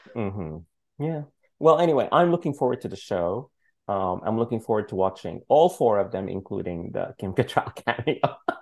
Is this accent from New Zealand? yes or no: no; Sudan; moved away; I'm from Sudan.